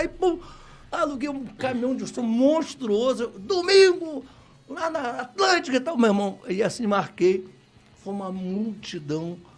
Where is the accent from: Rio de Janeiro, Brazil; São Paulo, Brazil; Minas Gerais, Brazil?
Rio de Janeiro, Brazil; Nascido e criado em Madureira